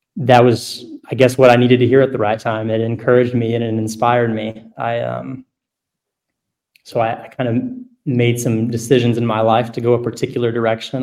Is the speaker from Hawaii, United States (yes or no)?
no; Arkansas, United States; I grew up here in Arkansas